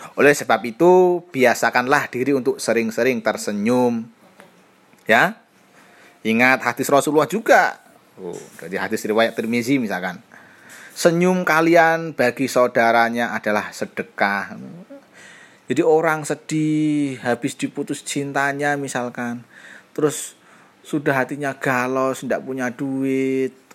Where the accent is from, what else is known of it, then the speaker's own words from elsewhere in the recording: Java, Indonesia; sebagai orang Jawa